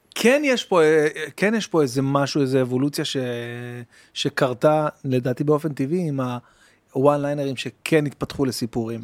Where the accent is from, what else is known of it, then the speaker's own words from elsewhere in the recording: Bat Yam, Tel Aviv District, Israel; also born or lived in Jerusalem; גדלתי בבת ים, כאילו, בירושלים, אבל עברנו לבת ים